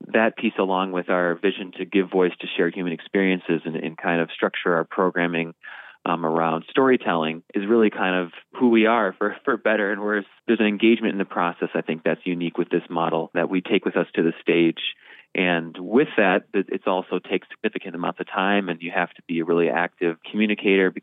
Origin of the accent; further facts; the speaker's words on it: Northeast Iowa, United States; also born or lived in New York City; now in Minneapolis, United States; I'm originally from Northeast Iowa